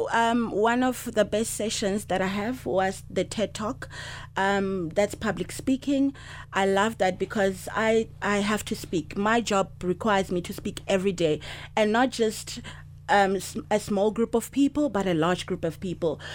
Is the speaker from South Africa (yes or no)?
yes; South Africa; I'm from South Africa.